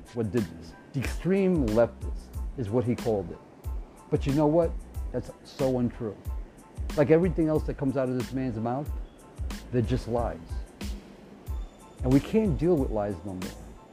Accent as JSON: {"language": "English", "country": "United States", "said": "we're American"}